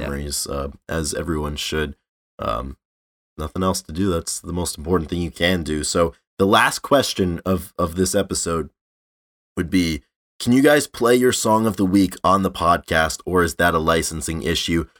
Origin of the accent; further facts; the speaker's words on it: North Providence, Rhode Island, United States; in North Providence, my hometown